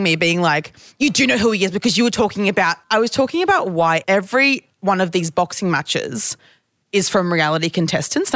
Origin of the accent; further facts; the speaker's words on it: Queensland, Australia; this is just how I speak because I'm from Queensland